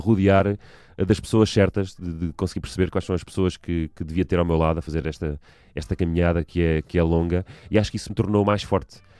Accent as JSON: {"language": "Portuguese", "town": "Almada", "region": "Lisbon", "country": "Portugal", "tie": "born or raised there", "also_born_or_lived": "Sobreda", "said": "voltámos para, para a margem sul no meu quinto ano de escolaridade, tinha eu provavelmente os meus nove anos"}